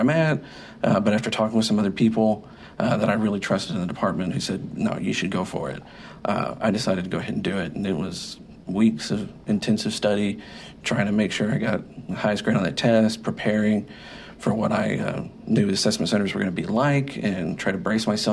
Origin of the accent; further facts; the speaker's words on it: Waco, Texas, United States; I'm from Waco. It's where I was born. It's where I've grown up.